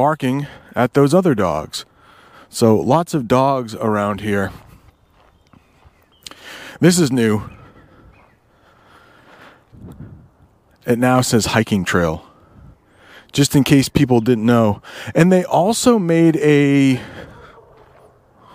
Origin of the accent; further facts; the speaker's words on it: Vermont, United States; moved away; I was born in Vermont